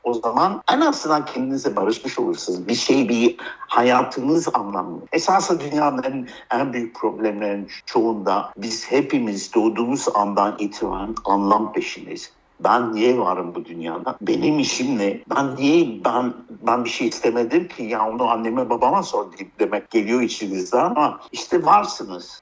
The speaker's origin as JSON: {"language": "Turkish", "country": "France", "tie": "born or raised there", "also_born_or_lived": "United States / United Kingdom", "moved": "yes", "lives_now": "Turkey", "said": "Amerika'da doğdum, Fransa'da büyüdüm, İngiltere'de iktisat, anayasa, politika okudum."}